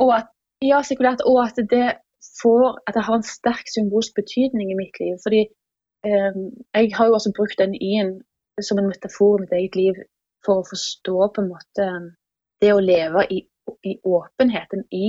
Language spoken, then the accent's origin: Norwegian; Jæren, Rogaland, Norway; now in Oslo, Norway; jeg kommer fra Jæren. Jeg har bodd i Oslo siden 2006